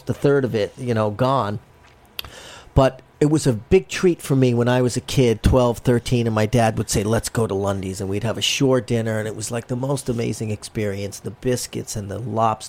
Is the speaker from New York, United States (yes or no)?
yes; New York City, New York, United States; I grew up on Avenue J and Kings Highway, and that was like Flatbushy, Midwood.